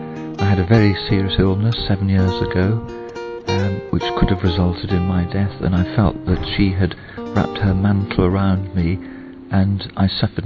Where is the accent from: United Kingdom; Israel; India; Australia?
United Kingdom; England; I come from England.